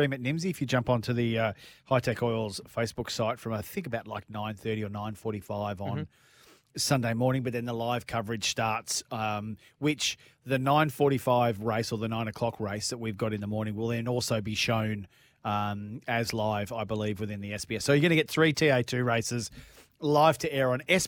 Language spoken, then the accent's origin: English; Melbourne, Victoria, Australia; Calder Park back in Melbourne, my hometown